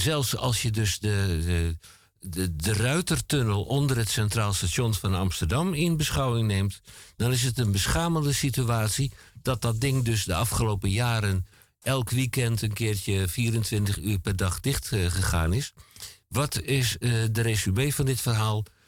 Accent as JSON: {"language": "Dutch", "town": "Antwerp", "region": "Flanders", "country": "Belgium", "tie": "born or raised there", "moved": "yes", "lives_now": "Netherlands", "said": "terug in mijn geboorteland eh, en mijn geboorteplaats Antwerpen."}